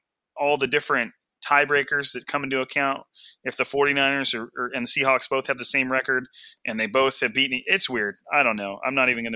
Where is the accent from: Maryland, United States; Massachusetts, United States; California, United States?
California, United States; I'm from California. I have a very, very vanilla like way of speaking